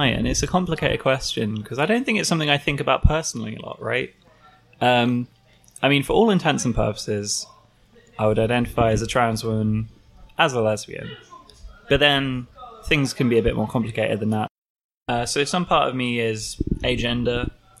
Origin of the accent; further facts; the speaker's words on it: London, United Kingdom; also born or lived in Leicester; now in Brighton, United Kingdom; I'm originally from North London. I moved around somewhat. I studied up in Leicester for a while, and I've been living in Brighton for about the last year or so.